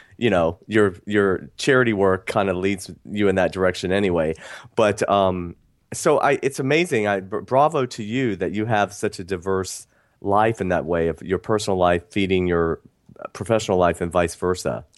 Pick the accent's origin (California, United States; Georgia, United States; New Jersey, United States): Georgia, United States; Athens; I grew up in the South. I grew up in Athens, Georgia